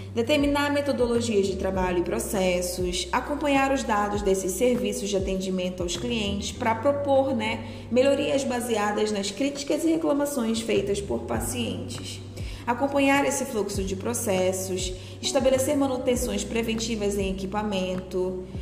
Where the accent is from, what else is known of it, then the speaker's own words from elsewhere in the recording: Manaus, Amazonas, Brazil; Sou manauara, amazona, índia, filhos de pais ribeirinhos e de família manacapuruense